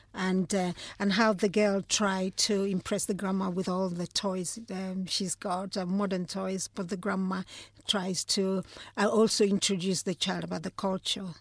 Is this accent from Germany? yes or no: no; Nigeria; moved away; growing up in Nigeria.